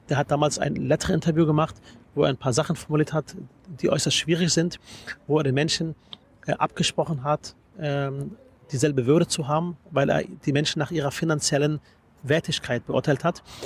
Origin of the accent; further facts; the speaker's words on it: Berlin, Germany; Ich bin Berliner durch und durch